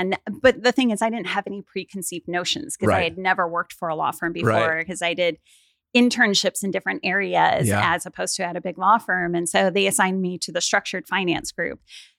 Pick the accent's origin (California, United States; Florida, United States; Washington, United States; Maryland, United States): Washington, United States; Mount Vernon; I grew up in Mount Vernon, Washington. So an hour north of Seattle.